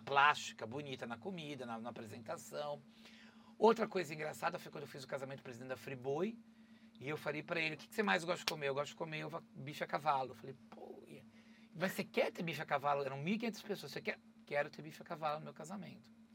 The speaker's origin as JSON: {"language": "Portuguese", "country": "Brazil", "said": "sou brazuca, gente, eu sou brasileiro"}